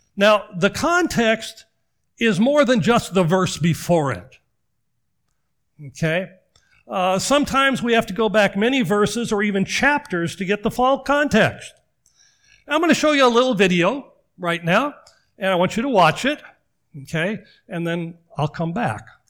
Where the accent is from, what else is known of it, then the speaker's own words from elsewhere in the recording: Washington, United States; moved away; growing up in Washington